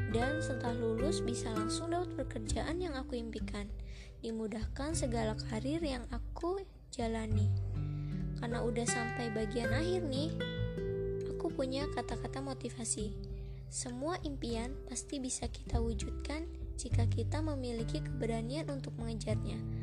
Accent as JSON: {"language": "Indonesian", "region": "South Lampung", "country": "Indonesia", "said": "asal aku dari Lampung Selatan"}